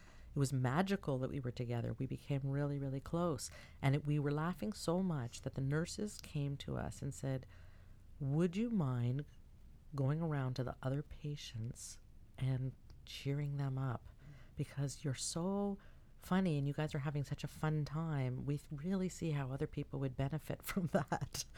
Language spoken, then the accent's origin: English; Toronto, Ontario, Canada; I was from Toronto